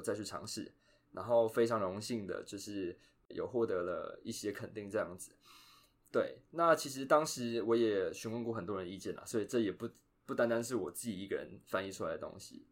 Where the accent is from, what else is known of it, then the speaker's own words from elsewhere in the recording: Taiwan; first language Chinese; moved away as an adult; now in United States; 我们在台湾这个环境，主要接触，当然中文会接触嘛。那可能，呃，还有其他母语，比如说台语啊、客家话，或是原住民语。那再来第二个语言就是英文嘛